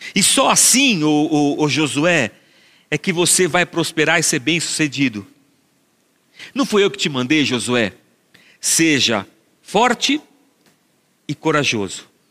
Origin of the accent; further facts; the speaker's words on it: Barbacena, Minas Gerais, Brazil; cantava essa música quando era pequeno, lá em Barbacena.